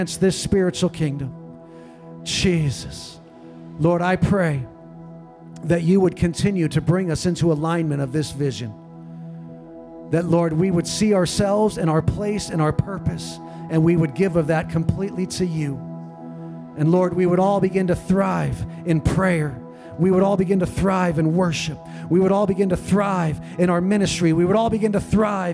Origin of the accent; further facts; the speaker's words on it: San Diego, California, United States; now in Kauai, United States; When I was a kid, you know, I grew up in San Diego